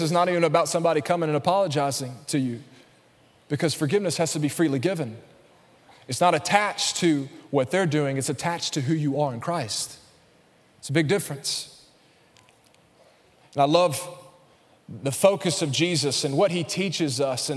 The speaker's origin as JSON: {"language": "English", "region": "Alabama", "country": "United States", "accent": "Alabama", "said": "my Alabama accent"}